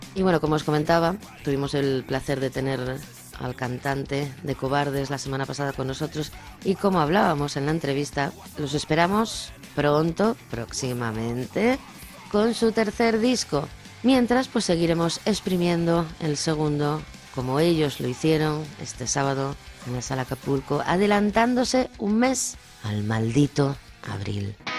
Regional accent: Luarca, Asturias, Spain; Juanjo y una servidora somos del occidente, somos de Chuarca

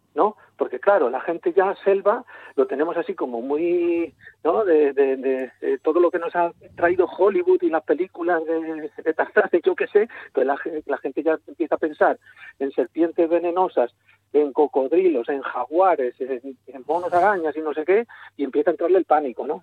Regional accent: a village in Segovia, Castile and León, Spain; yo soy de Ontalvilla, de un pueblo de Segovia, castellano

